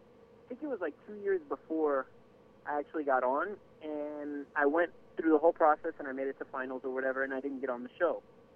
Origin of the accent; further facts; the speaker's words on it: Waukegan, Illinois, United States; born there; first language Spanish; English is a second language; And so I was born in Chicago, rather Waukegan, Illinois. {S1} Mm-hmm. {S2} But I learned Spanish at home, and that was what I spoke until I started going to school. And then I started learning English.